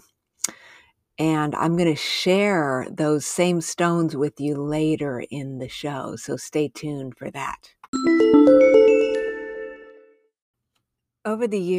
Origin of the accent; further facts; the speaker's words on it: New Mexico and Southern Arizona, United States; I grew up in New Mexico and Southern Arizona